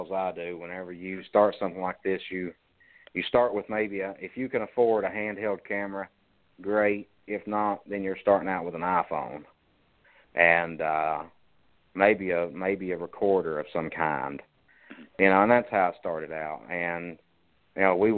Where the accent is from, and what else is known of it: Harlan County, Kentucky, United States; born or raised there